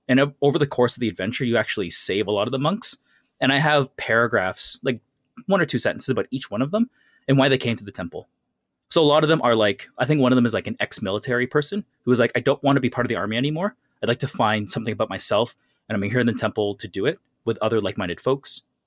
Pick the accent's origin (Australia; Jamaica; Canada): Canada; growing up in North America and Canada